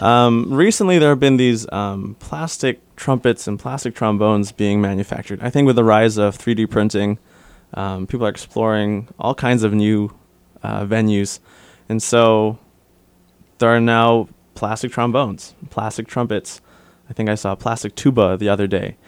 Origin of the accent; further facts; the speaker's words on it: Detroit, Michigan, United States; I grew up in Michigan, Detroit area. Uh, my parents came over to the States in nineteen eighty-five, I believe. I was born eighty-seven, born and raised in Detroit.